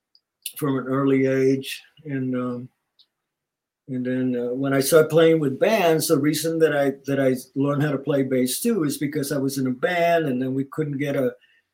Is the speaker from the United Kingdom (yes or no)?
no; Puerto Rico; also born or lived in New York; now in Los Angeles, United States; Growing up in Puerto Rico